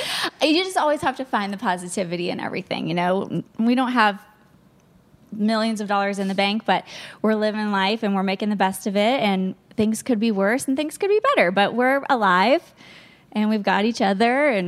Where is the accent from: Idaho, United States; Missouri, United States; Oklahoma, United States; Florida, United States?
Florida, United States; moved away as an adult; also born or lived in London, Ontario, Canada; I'm from Florida